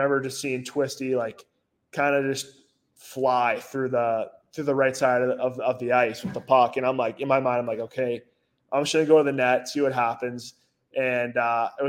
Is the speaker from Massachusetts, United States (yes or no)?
yes; Hanover, Massachusetts, United States; in the house I grew up in Hanover